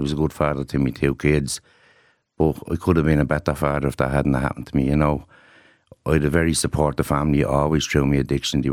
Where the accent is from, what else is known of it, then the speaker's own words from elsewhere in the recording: Dublin, Leinster, Ireland; it was just the community I was from. I'm from Ballymun